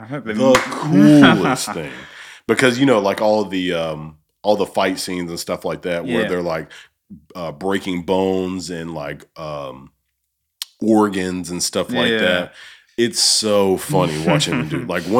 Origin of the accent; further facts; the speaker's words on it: Alabama, United States; moved away as an adult; also born or lived in Minot, North Dakota; And I'm from Alabama.